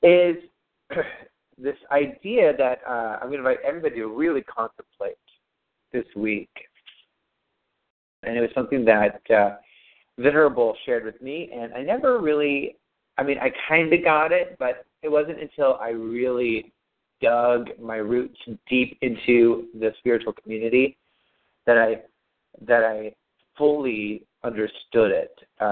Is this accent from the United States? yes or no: yes; United States; we're all American living in Southern California.